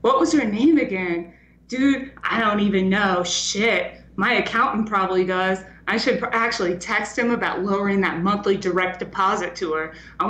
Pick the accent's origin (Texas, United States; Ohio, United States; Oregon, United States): Texas, United States; growing up in Texas around a bunch of fucking drug addicts